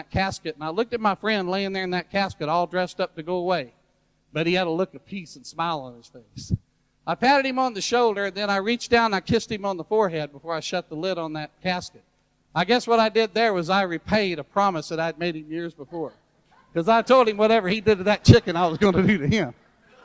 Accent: Louisiana, United States; also born or lived in Baton Rouge, Louisiana; I enjoy being a Southerner from Louisiana, where I live in Baton Rouge

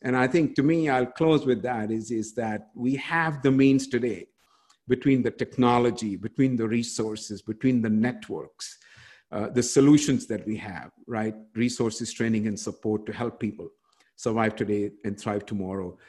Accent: India; moved away; in my home country of india where i grew up

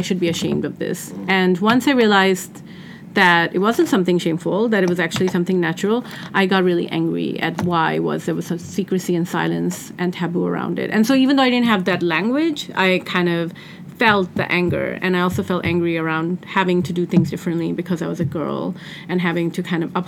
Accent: Pakistan; now in United States; I grew up in Pakistan

